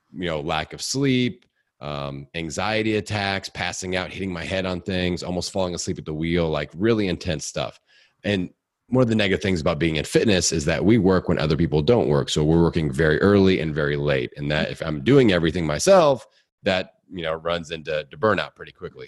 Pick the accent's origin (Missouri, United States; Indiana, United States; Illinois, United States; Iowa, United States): Indiana, United States; Bloomington; born or raised there